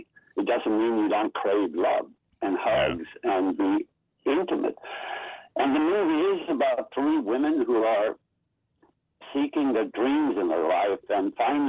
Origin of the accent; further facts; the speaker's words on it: Sweden; Swedes were very, very poor up to the Second World War. Then we got all the money